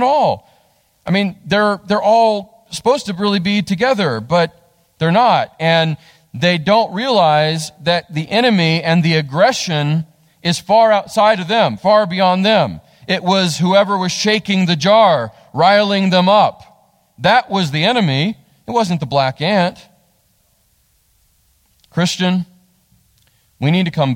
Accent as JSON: {"language": "English", "region": "West Virginia", "country": "United States", "also_born_or_lived": "Texas", "said": "we're from West Virginia."}